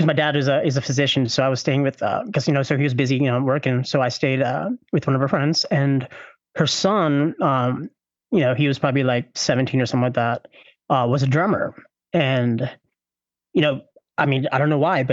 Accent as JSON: {"language": "English", "town": "Louisville", "region": "Kentucky", "country": "United States", "said": "I am from Louisville, Kentucky"}